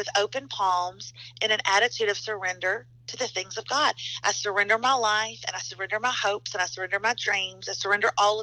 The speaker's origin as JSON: {"language": "English", "region": "the South", "country": "United States", "also_born_or_lived": "Nashville, Tennessee", "said": "I'm from the South. We fry everything"}